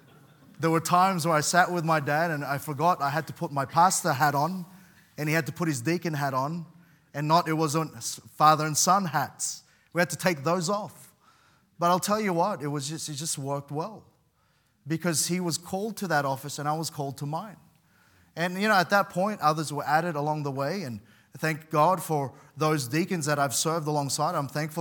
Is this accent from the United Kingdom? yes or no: no; Sydney, New South Wales, Australia; part of the church that I grew up in particularly in Sydney